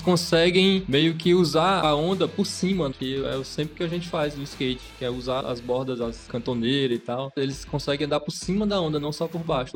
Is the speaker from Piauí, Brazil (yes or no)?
yes; Teresina, Piauí, Brazil; also born or lived in Brasília; Eu sou natural de Teresina, sempre morei aqui na Zona Leste, no bairro Ninga.